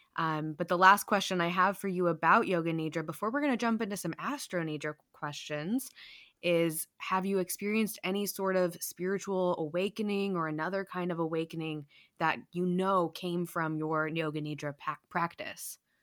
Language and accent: English; United States; us Americans